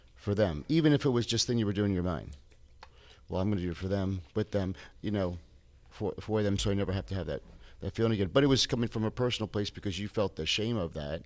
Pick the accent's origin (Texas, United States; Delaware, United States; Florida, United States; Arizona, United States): Florida, United States; Tampa; I grew up in Tampa